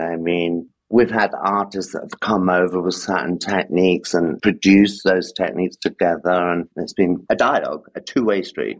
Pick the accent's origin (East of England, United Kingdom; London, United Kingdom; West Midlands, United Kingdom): London, United Kingdom; moved away as an adult; also born or lived in Gibraltar; now in Paris, France; I grew up in London, but it was South London